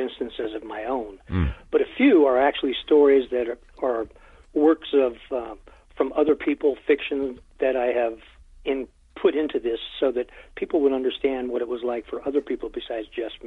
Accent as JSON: {"language": "English", "region": "Southern California", "country": "United States", "tie": "born or raised there", "said": "I grew up in Southern California"}